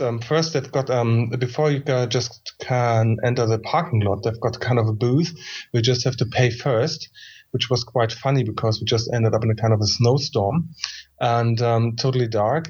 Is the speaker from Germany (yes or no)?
yes; Germany; I'm coming also from Germany